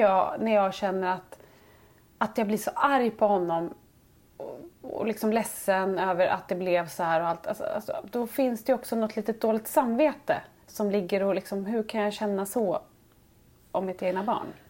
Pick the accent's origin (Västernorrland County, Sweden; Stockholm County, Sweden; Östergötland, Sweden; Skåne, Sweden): Västernorrland County, Sweden; Sundsvall; jag är ju från Sundsvall